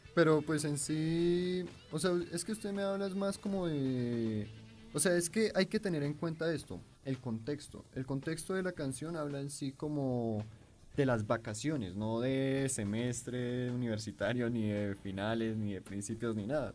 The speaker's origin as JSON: {"language": "Spanish", "country": "Colombia", "said": "nosotros como colombianos que somos"}